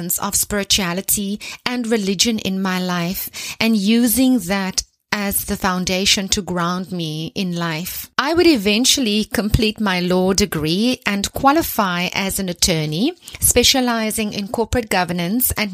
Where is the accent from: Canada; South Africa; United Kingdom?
South Africa; I am South African. I was born in a small town into a big family, and I was raised in a religious home